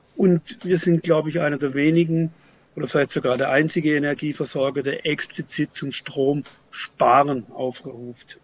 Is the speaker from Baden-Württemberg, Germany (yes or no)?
yes; Freiburg, Baden-Württemberg, Germany; ich komme aus Freiburg